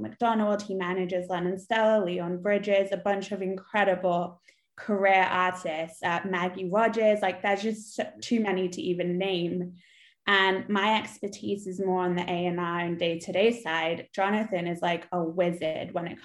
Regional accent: London, United Kingdom; now in Los Angeles, United States; which it was my hometown

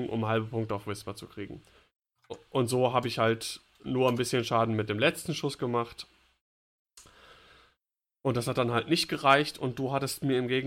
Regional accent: Bavaria, Germany; Als Bayer

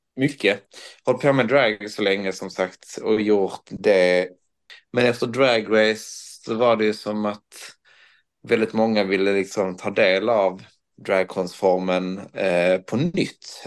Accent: Höllviken, Skåne, Sweden; där jag kom ifrån Höllviken

